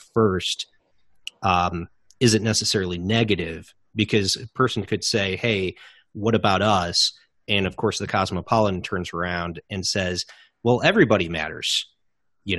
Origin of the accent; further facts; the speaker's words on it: United States; As an American